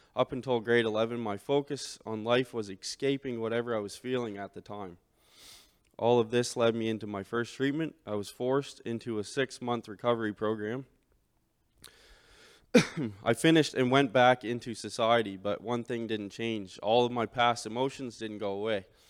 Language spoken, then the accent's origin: English; St. Stephen, New Brunswick, Canada; I was born and raised in Saint Stephen, New Brunswick.